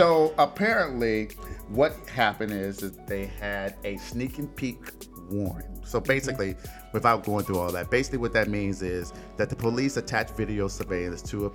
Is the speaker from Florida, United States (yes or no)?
no; Detroit, Michigan, United States; my hometown of Detroit, Michigan